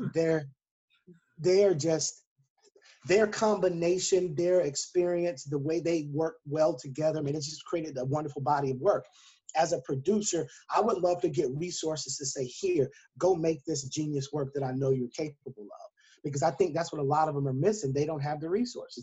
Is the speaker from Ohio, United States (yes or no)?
no; South Carolina, United States; we grew up in South Carolina